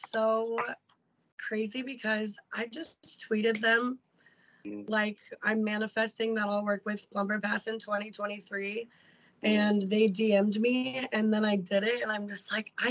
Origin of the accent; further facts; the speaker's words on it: Illinois, United States; We're both from Illinois